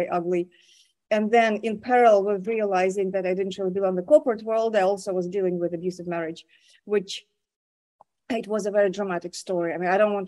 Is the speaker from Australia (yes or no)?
no; Moscow, Russia; now in United States; I was born and I was raised in Moscow